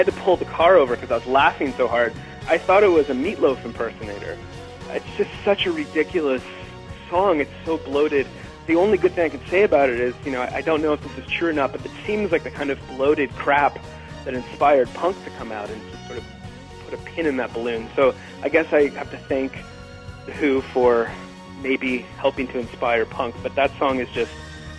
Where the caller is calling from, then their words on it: Tallahassee, Florida, United States; from Tallahassee, Florida.